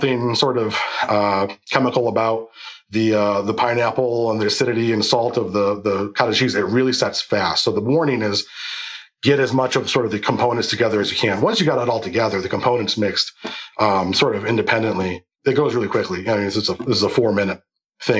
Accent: Lebanon, New York, United States; I'm from Lebanon, New York.

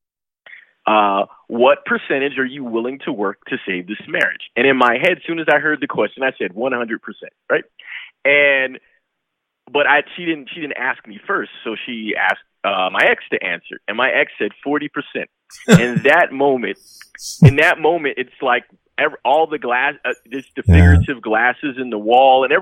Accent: New York, United States; I'm from New York

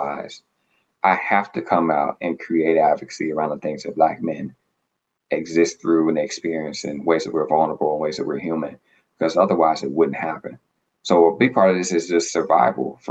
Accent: Arkansas, United States; now in Boston, United States; I'm from the South, from Arkansas, live in Boston now.

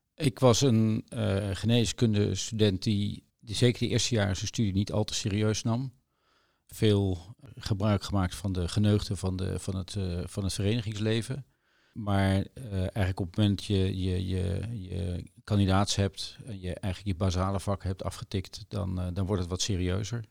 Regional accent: The Hague, South Holland, Netherlands; moved away as an adult; also born or lived in Leiden; now in Maastricht, Netherlands; ik kom uit Den Haag.

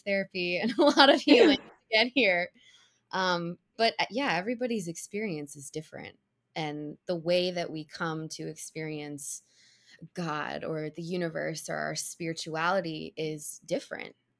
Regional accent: Cincinnati, Ohio, United States; now in New York City, United States; I grew up in Cincinnati, Ohio

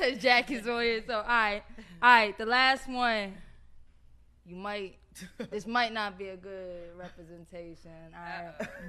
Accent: York, Pennsylvania, United States; now in Atlanta, United States; But I'm from a small city, York.

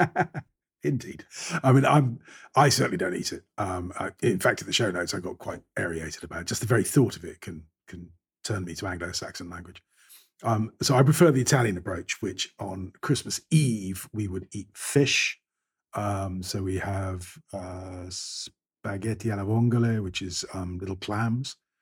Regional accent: Scotland, United Kingdom; I'm, I'm a Scot

